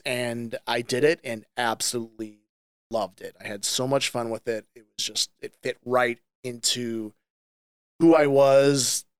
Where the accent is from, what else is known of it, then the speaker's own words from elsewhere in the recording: St. Louis, Missouri, United States; I grew up in the St. Louis area. I'm actually a fourth generation business owner in our town.